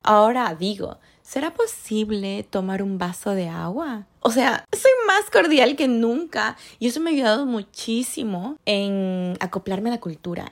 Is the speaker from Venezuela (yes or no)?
no; Ecuador; moved away as an adult; now in Canada; yo soy de Ecuador y yo vivo en Canadá